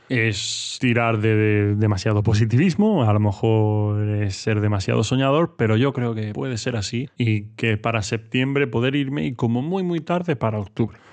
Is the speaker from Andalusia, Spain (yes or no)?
no; Murcia, Region of Murcia, Spain; soy de Murcia, no estoy acostumbrado a unas temperaturas muy muy bajas